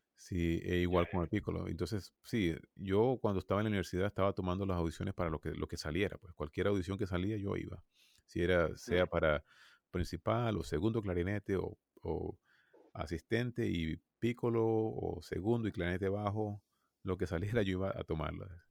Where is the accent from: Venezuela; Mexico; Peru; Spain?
Venezuela; moved away as an adult; now in United States; yo soy de Venezuela